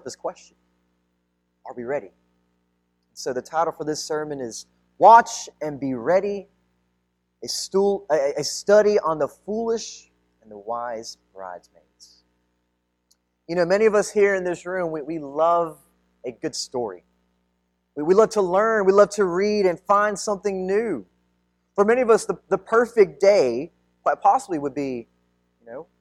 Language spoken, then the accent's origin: English; United States; ethnically I'm Filipino, I was mostly raised here in the United States